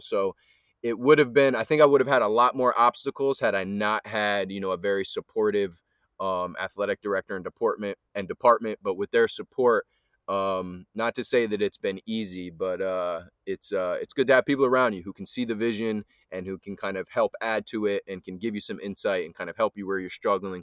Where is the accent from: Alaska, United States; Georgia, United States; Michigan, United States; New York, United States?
New York, United States; Highland; also born or lived in New Paltz / Poughkeepsie; I'm from the Hudson Valley area, um, grew up between kinda Highland, New Paltz, Poughkeepsie area